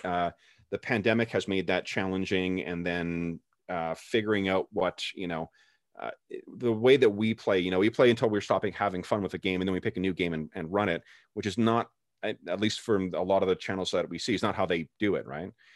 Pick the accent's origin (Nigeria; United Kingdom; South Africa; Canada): Canada; I'm Canadian